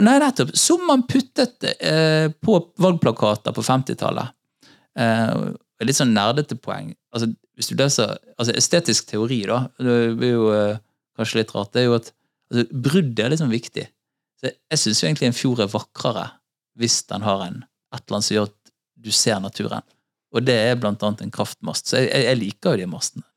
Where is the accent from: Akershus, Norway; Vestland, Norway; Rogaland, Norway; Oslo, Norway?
Vestland, Norway; Bergen; bodde på Hordvik, i, i, rett, noen steinkast fra der jeg vokste opp